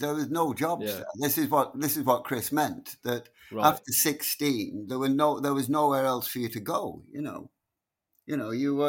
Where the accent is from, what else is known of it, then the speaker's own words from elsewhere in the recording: Blackpool, North West England, United Kingdom; Blackpool teaches you everything. In those days, it taught you everything you needed to know by the time you were 16